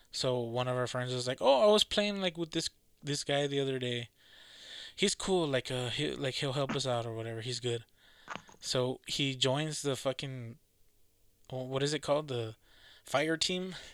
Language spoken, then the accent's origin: English; Massachusetts, United States; accent: Boston; My fucking Boston accent.